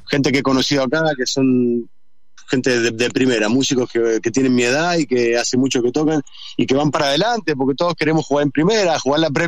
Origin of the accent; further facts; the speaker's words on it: Argentina; Y eso me pone muy contento porque en Argentina no es así. Entonces, eh, así como, como, como metálico argentino, digo que bueno, loco, porque al final … y esa gente hicieron escuela acá.